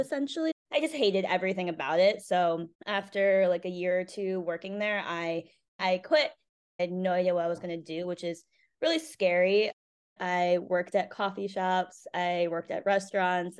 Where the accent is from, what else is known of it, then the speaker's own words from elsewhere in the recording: Cheshire, Connecticut, United States; also born or lived in South Korea; I grew up in Connecticut, a small town called Cheshire